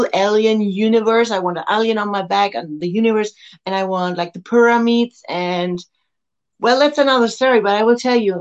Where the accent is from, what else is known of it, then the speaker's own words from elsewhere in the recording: Germany; only 1 hour from my hometown